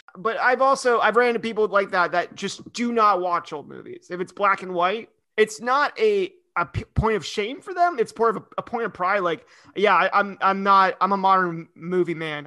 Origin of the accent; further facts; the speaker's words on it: Idaho, United States; I grew up in Idaho